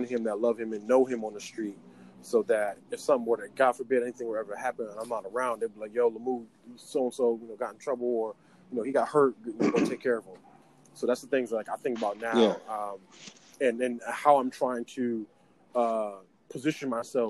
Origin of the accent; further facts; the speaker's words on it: Hartford, Connecticut, United States; I'm from the North End, whatever. I'm from Blue Hills